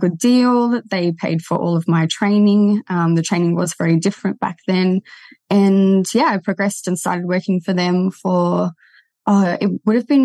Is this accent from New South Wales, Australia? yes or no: yes; Terrigal, New South Wales, Australia; Came back to my hometown